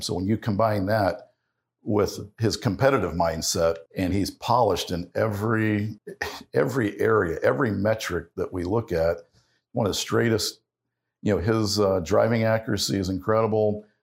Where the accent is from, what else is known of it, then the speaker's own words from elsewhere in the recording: Ohio, United States; growing up in Ohio